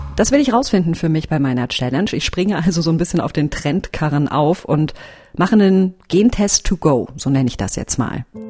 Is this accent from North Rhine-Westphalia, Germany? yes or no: yes; village in North Rhine-Westphalia, Germany; Dorf, Nordrhein-Westfalen. Meine Familie väterlicherseits ist aus Münster. Mütterlicherseits ist es so, dass mein Opa aus der Region stammt, wo ich jetzt auch herkomme, aus dem kleinen Dorf